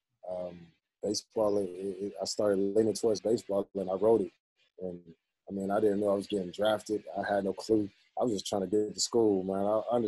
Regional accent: Columbus, Georgia, United States; also born or lived in Germany; We came back from Germany in 1991 to Fort Benning. And that's pretty much where I spent a majority of my childhood. So when people ask me where I'm from, you know, I claim Columbus, Georgia, just because that's where I was from.

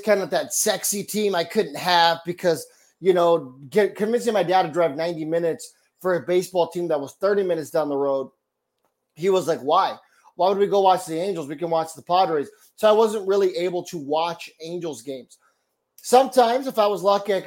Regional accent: San Diego, California, United States; moved away as an adult; also born or lived in Earlimart, California / Orange County, California; now in Dallas–Fort Worth, United States; We moved to San Diego when I was 6. Lived in San Diego for about 20 years.

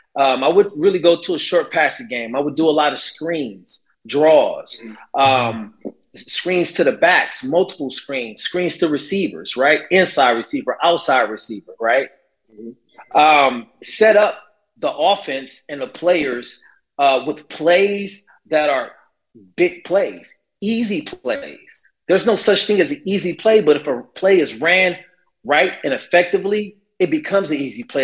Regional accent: Carson, California, United States; Growing up 10 minutes down the street in Carson, uh, California

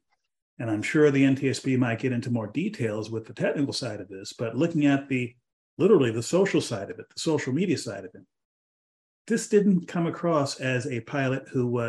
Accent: near San Antonio, South Texas, United States; not too far from where I grew up in South Texas, about 50 miles from San Antonio, 60 miles from San Antonio, where I grew up

